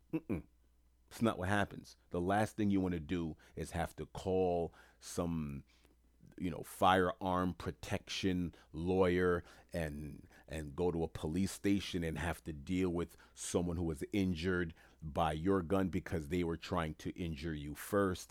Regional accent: New York City, New York, United States; moved away as an adult; now in Florida, United States; I grew up in Jamaica, Queens, New York

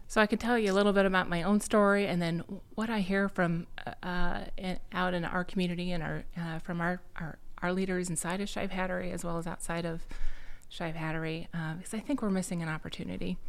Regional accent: Bettendorf, Iowa, United States; I'm an Iowa native. Uh, I was raised in the Quad Cities

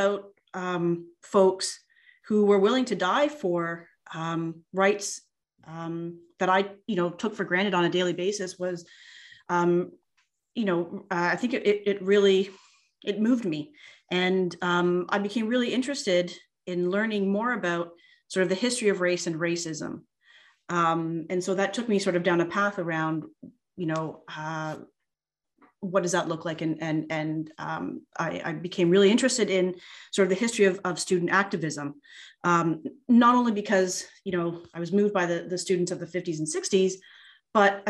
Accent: Canada; also born or lived in United States; I grew up here in Canada, but spent almost 10 years living and studying in the US

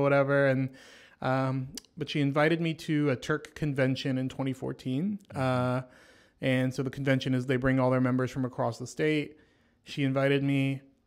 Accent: Franklin, Tennessee, United States; I went to school in Franklin

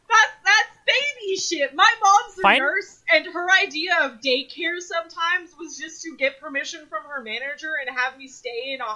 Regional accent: Utah, United States; moved away; also born or lived in Texas; I grew up in Utah.

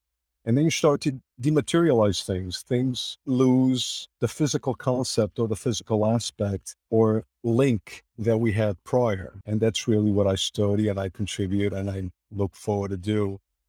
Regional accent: Portugal; English is a second language; The world was linear, small, analogic, and more so the little village that I grew up in Portugal. Probably about 15,000 folks lived in that city at the time.

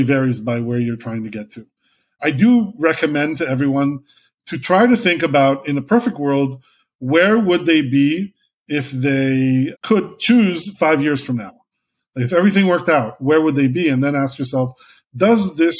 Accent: Israel; moved away as an adult; I was a guy from Israel who used to be a lawyer

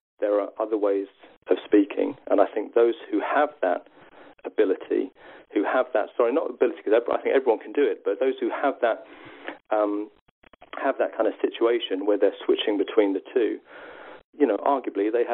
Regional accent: South East England, United Kingdom; my accent would never be classed as regional because I happen to come from the southeast of England

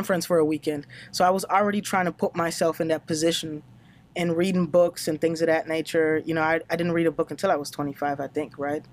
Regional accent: Germany; English is a second language; moved away as an adult; now in United States; I grew up in Germany, so I'm German, even though it doesn't look like it and doesn't sound like it

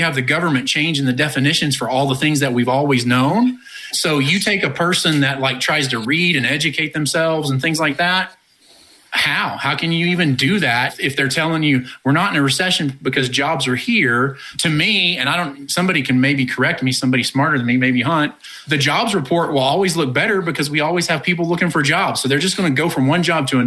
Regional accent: United States; also born or lived in Oklahoma / Texas; I grew up in Oklahoma and Texas

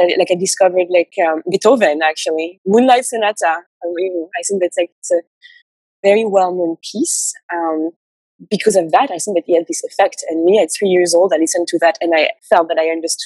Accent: Paris, Île-de-France, France; English is a second language; moved away as an adult; also born or lived in Cuba / Miami / Ithaca, New York; now in New York, United States; I was born and raised in Paris, France

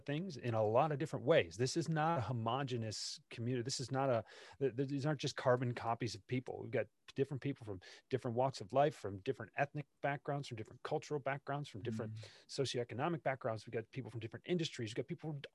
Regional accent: Detroit, Michigan, United States; when I was growing up in Detroit

